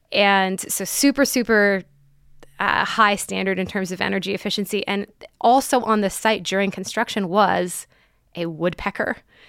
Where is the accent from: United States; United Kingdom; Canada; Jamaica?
Canada; I'm Canadian.